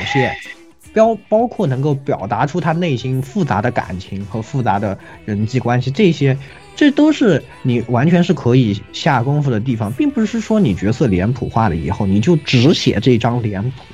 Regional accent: China; 比我们中国人要强太多

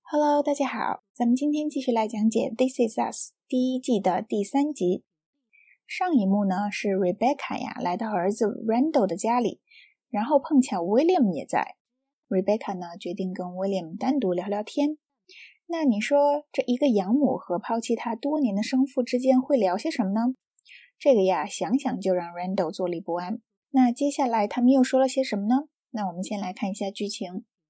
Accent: China; 我们中国人

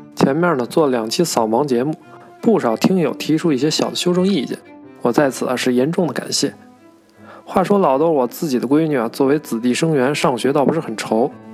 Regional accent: Beijing, China; 我从小就是在西城长大的

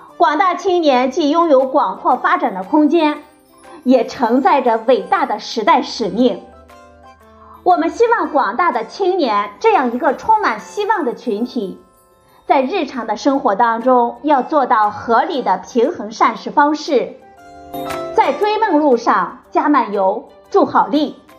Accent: China; 对我们中国人来说

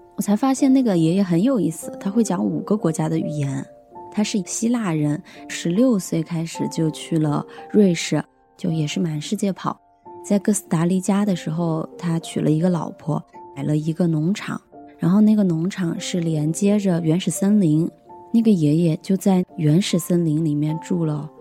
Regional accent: Hunan, China; 我是湖南人，马上就要二十七岁了。我的工作是一个做自媒体以及电商创业

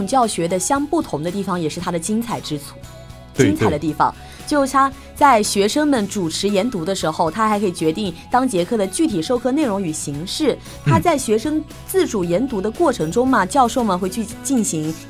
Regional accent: Jiangxi, China; moved away as an adult; now in Zhejiang, China; 作为一个江西人，可能比较喜欢吃辣。

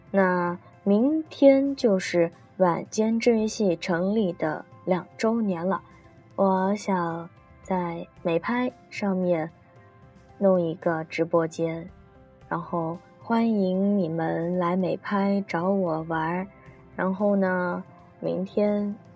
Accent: China; 我们中国人

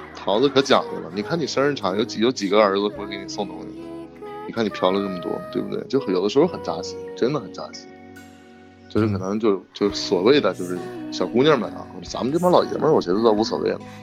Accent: Hulunbuir, Inner Mongolia, China; moved away; also born or lived in Beijing; 我在呼伦贝尔，还在呼伦贝尔

